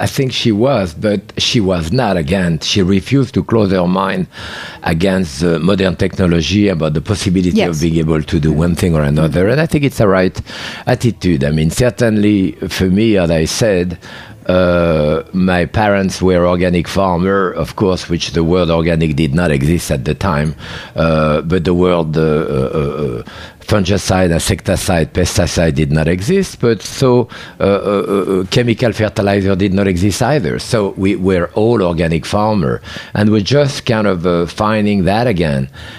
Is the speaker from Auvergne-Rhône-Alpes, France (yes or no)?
yes; Bourg-en-Bresse, Auvergne-Rhône-Alpes, France; because I came from Bourg-en-Bresse, the chicken of Brest in France.